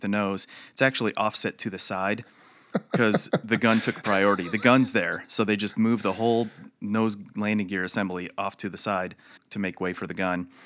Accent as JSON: {"language": "English", "town": "Chicago", "region": "Illinois", "country": "United States", "tie": "born or raised there", "also_born_or_lived": "Michigan / Wichita Falls, Texas", "moved": "as an adult", "said": "I, uh, was born in Chicago, raised there"}